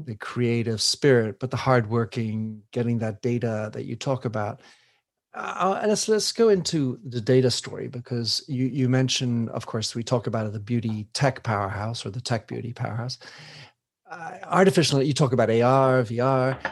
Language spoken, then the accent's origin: English; United States; I come from the United States